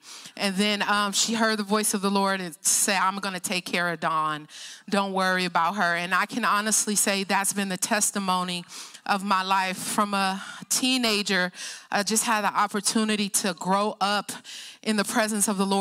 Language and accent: English; Oakland, California, United States; now in Hercules, United States; We live in the San Francisco Bay Area in Hercules, but I grew up in Oakland